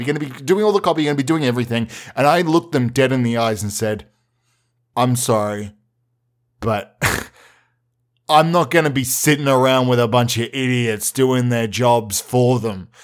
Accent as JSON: {"language": "English", "town": "Melbourne", "region": "Victoria", "country": "Australia", "tie": "born or raised there", "said": "since I was a wee boy growing up in Melbourne"}